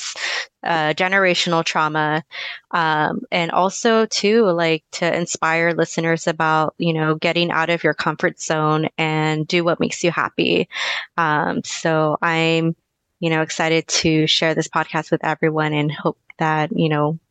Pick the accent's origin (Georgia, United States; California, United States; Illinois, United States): California, United States; Oceanside; I am from Oceanside, California. So I'm California born and raised.